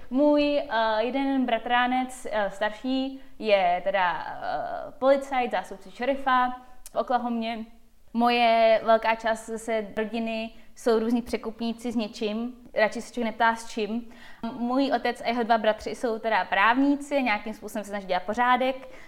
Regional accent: Czechia; also born or lived in United States; jsem na Češka jenom na půl a na půl jsem američanka. Vyrostla jsem mezi Amerikou a Čechama.

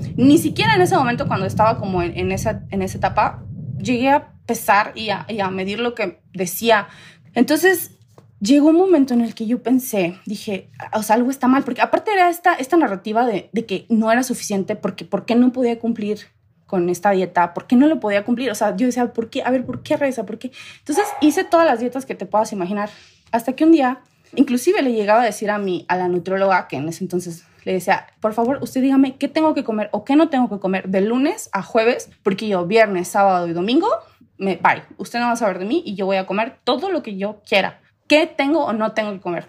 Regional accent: Tamaulipas, Mexico; moved away as an adult; now in Querétaro, Mexico; yo soy de Tamaulipas, crecí allá muchos años de mi vida, como a los 22, 23 me vengo a Querétaro

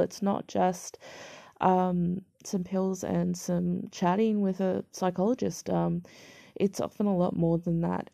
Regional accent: Australia; I'm Caucasian Australian born

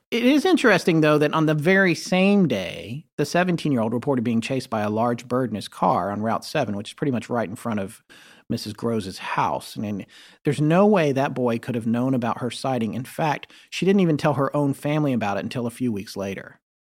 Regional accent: the South, North Carolina, United States; being from the South

